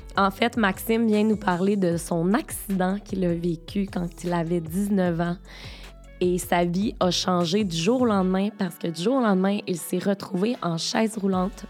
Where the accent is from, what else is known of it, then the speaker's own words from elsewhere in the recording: Beauce, Quebec, Canada; je viens de la Beauce